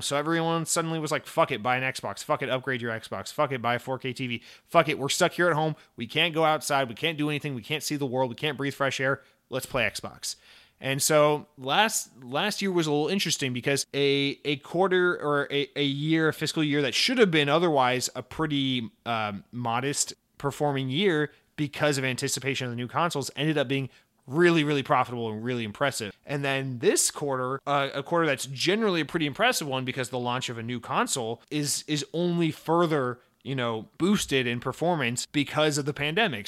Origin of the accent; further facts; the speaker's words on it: United States; as an American